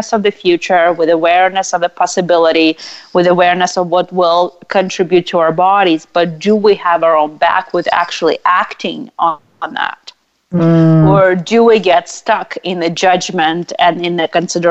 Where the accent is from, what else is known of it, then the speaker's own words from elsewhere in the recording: Russia; moved away; I was raised in Russia